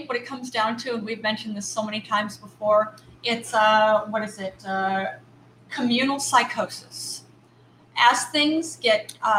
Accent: Bowling Green, Ohio, United States; Then I grew up in Bowling Green, Ohio.

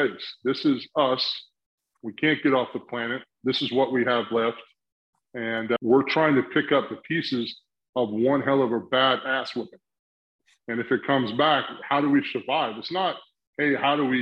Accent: South Carolina, United States; I grew up in South Carolina

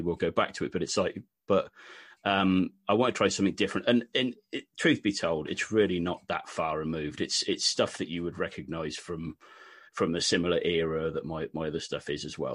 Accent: West Country, South West England, United Kingdom; accent: Wurzels-like (West Country)

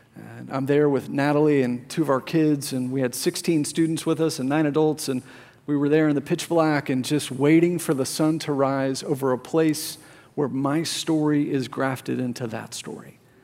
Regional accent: Plano, Texas, United States; My whole life, I grew up here in Plano, Texas

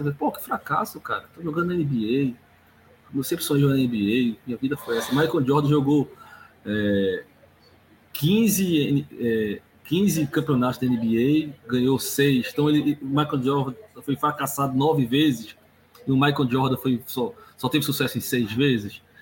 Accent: Recife, Pernambuco, Brazil; moved away as an adult; now in Santos, Brazil; meu sotaque facilmente vai demonstrar para você, eu não sou de Santos, eu sou de Recife

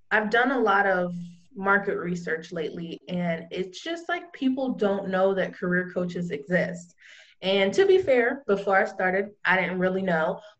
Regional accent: California, United States; now in Florida, United States; I came, I live in Florida now, and I came here from California.

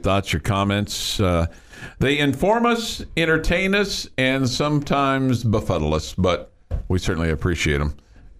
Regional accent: Big Lake, Texas, United States; moved away; This shout out to my hometown, Big Lake, where Jim Morris's story took place.

